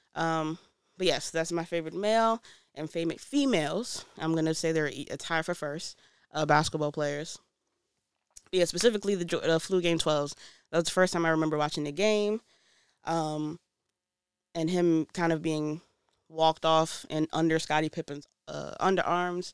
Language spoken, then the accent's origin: English; New York City, New York, United States; also born or lived in DMV area (Washington, D.C. metropolitan area); now in DMV area, United States; I'm originally from Brooklyn, New York, but I l, live in the D M V area. I, I've been in the D M V area longer than I've lived in New York